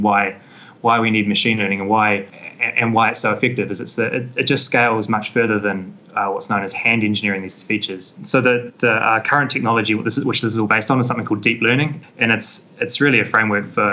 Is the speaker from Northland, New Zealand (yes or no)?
no; Christchurch, Canterbury, New Zealand; moved away as an adult; also born or lived in Auckland; now in Cambridge, United Kingdom; I grew up back in Christchurch